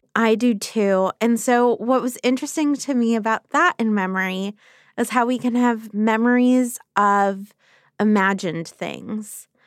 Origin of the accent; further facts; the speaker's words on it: Los Angeles, California, United States; I taught high school English for a year in Los Angeles, which is my hometown